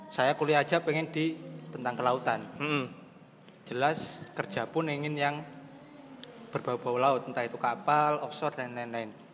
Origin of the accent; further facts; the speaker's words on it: Banyuwangi, East Java, Indonesia; now in Surabaya, Indonesia; prinsipnya saya dari Banyuwangi jauh-jauh ke Surabaya tujuan utama saya ya menyelesaikan akademik saya di sini gitu